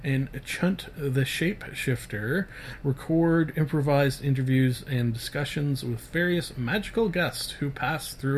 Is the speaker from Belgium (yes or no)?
no; Canada; I'm Canadian